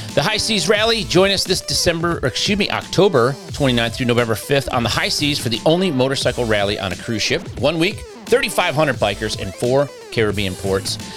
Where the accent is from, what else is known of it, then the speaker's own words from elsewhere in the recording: Detroit, Michigan, United States; I grew up in Detroit